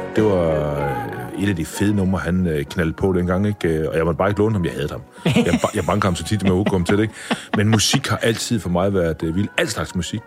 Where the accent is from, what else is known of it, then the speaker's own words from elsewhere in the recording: Vejle, Southern Denmark, Denmark; jeg kommer jo født og opvokset i Vejle